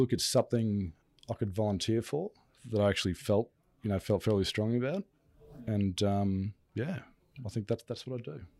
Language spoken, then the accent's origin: English; Brisbane, Queensland, Australia; also born or lived in California; Yeah, Brisbane, Australia. Yep.